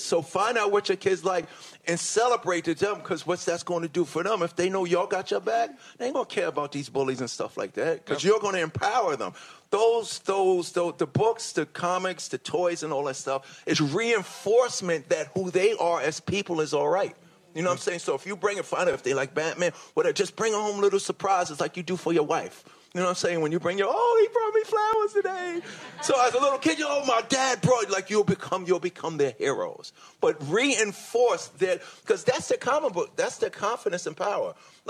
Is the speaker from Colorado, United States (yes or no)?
no; Hollis, New York, United States; You know, I grew up in Hollis, Queens, New York.